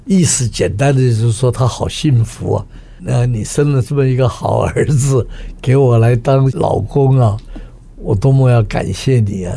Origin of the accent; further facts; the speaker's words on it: Taiwan; 我们在台湾长大的这些人啊，讲不出口